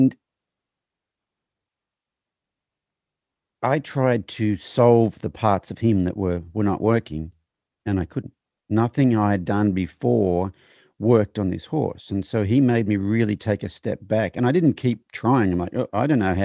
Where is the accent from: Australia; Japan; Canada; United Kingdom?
Australia; moved away as an adult; now in United States; I'm from Australia